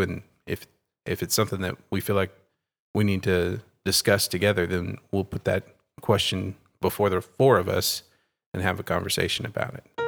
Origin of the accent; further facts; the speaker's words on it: Terrell, Texas, United States; also born or lived in Sulphur Springs, Texas; now in Scroggins, United States; I grew up in Terrell, Texas, a small town in East Texas